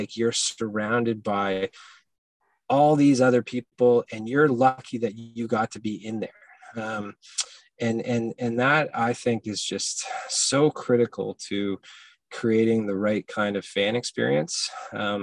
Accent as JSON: {"language": "English", "town": "Hamilton", "region": "Ontario", "country": "Canada", "tie": "born or raised there", "moved": "yes", "lives_now": "Halifax, Canada", "said": "I grew up in Hamilton as a Ticats fan"}